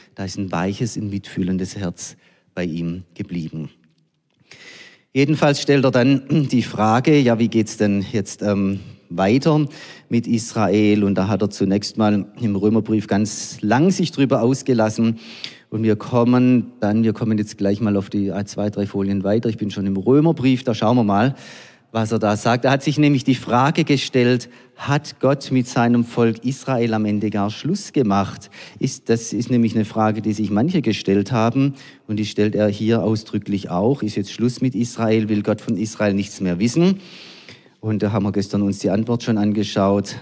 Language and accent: German; Germany; wir als Deutsche